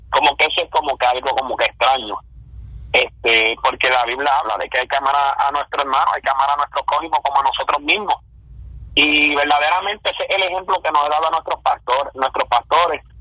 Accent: central Puerto Rico, Puerto Rico; now in United States; somos de Puerto Rico, este, somos del centro del corazón de la isla, habituado Puerto Rico.

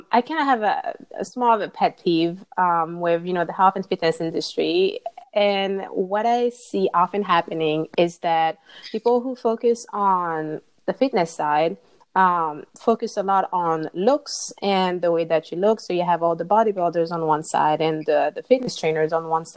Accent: Martinique; now in Indiana, United States; So currently I live in Indiana, but I'm originally from Martinique in the Caribbean.

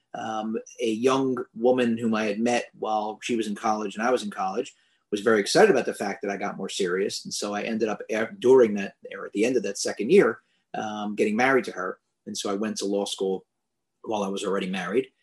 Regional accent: Philadelphia, Pennsylvania, United States; I'm from Philadelphia

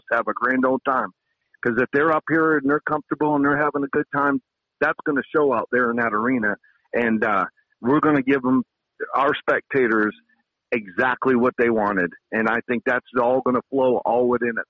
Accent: Kissimmee, Florida, United States; moved away as an adult; now in Alaska, United States; that's my hometown. Kissimmee St. Cloud is where it all started for me

